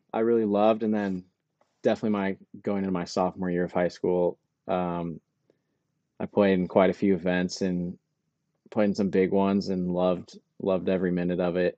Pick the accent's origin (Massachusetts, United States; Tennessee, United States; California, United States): California, United States; Truckee; I am from Truckee, California.